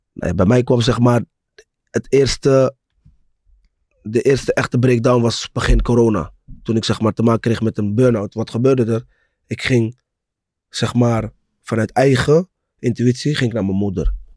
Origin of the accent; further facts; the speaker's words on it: Rotterdam, South Holland, Netherlands; Ik kom uit Rotterdam-West, Mauritsstraat. Broer, ik, ik woonde naast Pauluskerk